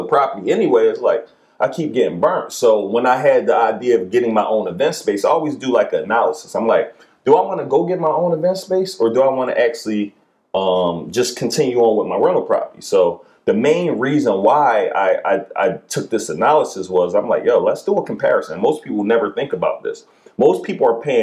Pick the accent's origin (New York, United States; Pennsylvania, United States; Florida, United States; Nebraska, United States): Pennsylvania, United States; Philadelphia; I'm from West Philly